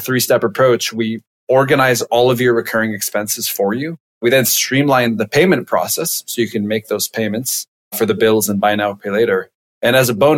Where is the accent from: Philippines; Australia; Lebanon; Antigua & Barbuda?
Lebanon; moved away as an adult; now in United States; I'm originally from Lebanon.